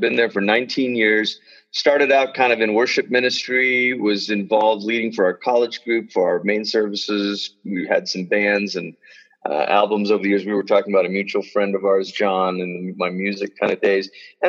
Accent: Malaysia; now in United States; I grew up in Malaysia. That's where I'm originally from. I'm a first generation immigrant.

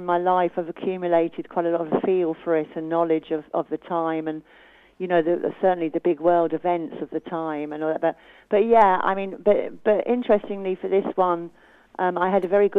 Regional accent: Brighton, South East England, United Kingdom; moved away as an adult; now in Ireland; I'm second generation Irish, so I was born in Brighton in England, but to my two Irish parents.

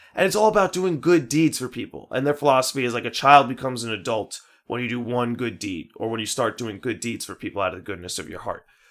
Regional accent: Merrick, New York, United States; we grew up in Merrick

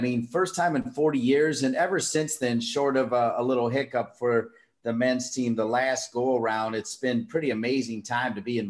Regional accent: Ohio, United States; I'm from Ohio.

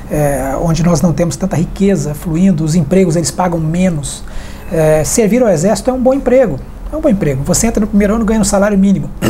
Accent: Brazil; Eu acho que o importante é, é nós, como brasileiros, nós estarmos aí é, conscientes de que cada um tem que contribuir.

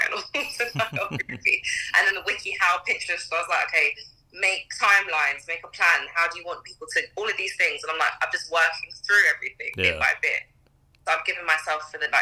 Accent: England, United Kingdom; also born or lived in Trinidad; now in London, United Kingdom; I grew up in England and my mom is like extremely West Indian

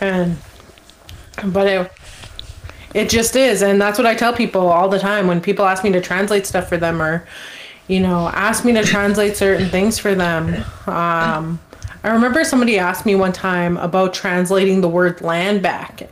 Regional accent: Fishing Lake Metis Settlement, Alberta, Canada; first language English; I'm from Fishing Lake Metis Settlement

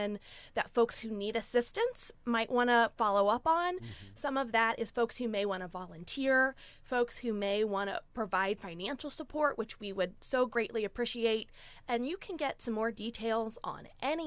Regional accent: Gahanna, Ohio, United States; moved away as an adult; now in Athens, United States; I grew up in Gahanna, a suburb of Columbus, and I came down to Athens for school more than 20 years ago

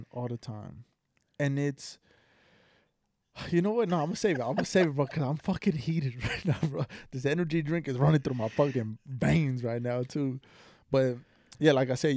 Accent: Texas, United States; also born or lived in California; I was born in Cali, raised in Texas, but I could say I'm a Texas boy

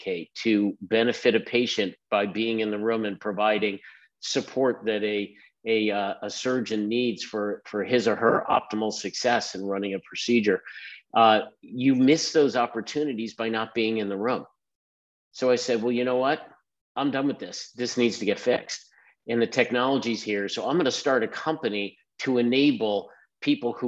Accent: Philadelphia, Pennsylvania, United States; moved away; also born or lived in Bay Area / Maryland; born and raised in Philadelphia, son of a physician.

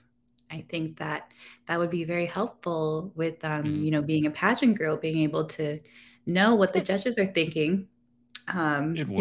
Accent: California, United States; moved away as an adult; now in Washington, DC, United States; I'm originally from California

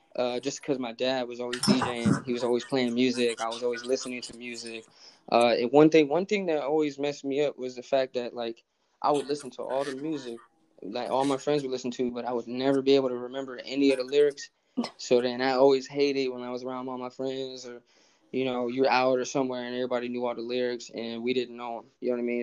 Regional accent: Cleveland, Ohio, United States; moved away as an adult; also born or lived in San Diego, California / Minneapolis, Minnesota; I'm from Cleveland, Ohio. Uh, originally, I was born in San Diego, but I moved to Cleveland when I was four, and I ultimately left Cleveland when I was like 20 years

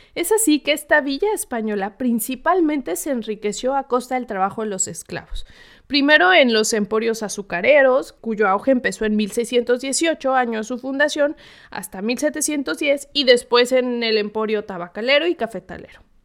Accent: Mexico; el grueso de la población mexicana es mestiza

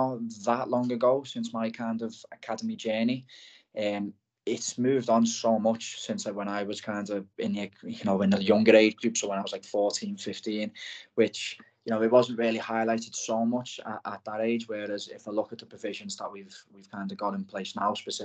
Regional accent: Liverpool, North West England, United Kingdom; also born or lived in Blackpool; I'm from Liverpool, as the accent probably gives away

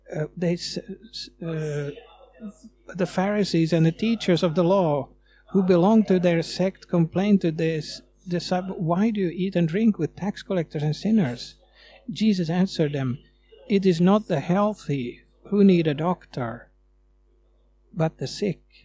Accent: Sweden; moved away as an adult; now in Finland; You might hear that I'm coming from Sweden, from the way I talk

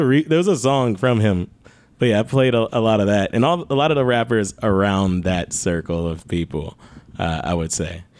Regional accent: Detroit, Michigan, United States; I'm from Detroit

